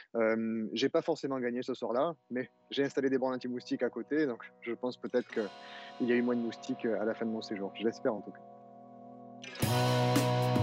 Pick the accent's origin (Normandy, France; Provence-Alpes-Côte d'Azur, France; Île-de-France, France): Provence-Alpes-Côte d'Azur, France; Arles; je suis né à Arles avec mon associé Simon Liamant. D'ailleurs, nous sommes nés, heu, à Arles tous les deux, et nous avons grandi avec les moustiques